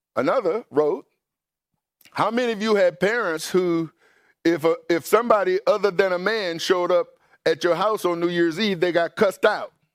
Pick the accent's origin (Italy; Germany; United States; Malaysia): United States; Mississippi; I grew up in Mississippi, and in Mississippi, growing up in a, black neighborhood